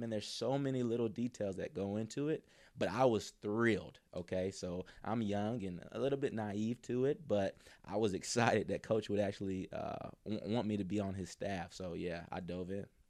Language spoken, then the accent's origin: English; near Mercer, Georgia, United States; Mercer was right near my hometown